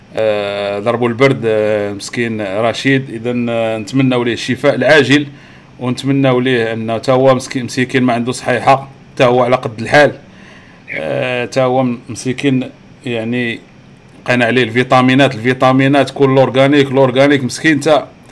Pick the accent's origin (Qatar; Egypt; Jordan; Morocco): Morocco; عندنا في المغرب